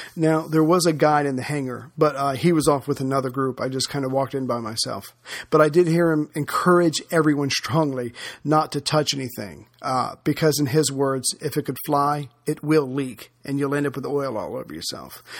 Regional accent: United States; as an American

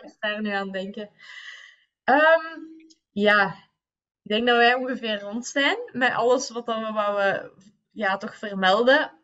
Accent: Leuven, Flanders, Belgium; we zijn allebei van Kesselo blijkbaar.

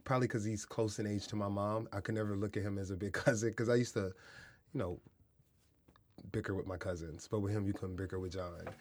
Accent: Kansas City, Missouri, United States; moved away; also born or lived in San Diego, California; I grew up in Kansas City and San Diego

